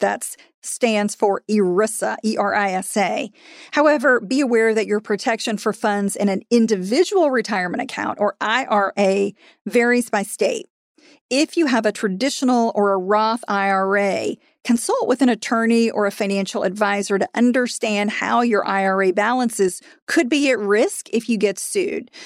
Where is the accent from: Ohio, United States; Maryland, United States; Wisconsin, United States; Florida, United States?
Florida, United States; in Florida, which is my home state